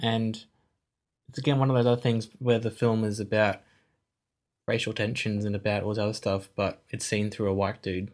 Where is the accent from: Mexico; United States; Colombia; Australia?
Australia; I'm Australian